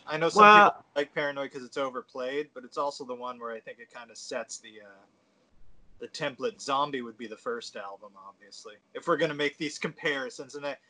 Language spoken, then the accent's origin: English; New England, United States; I'm from New England.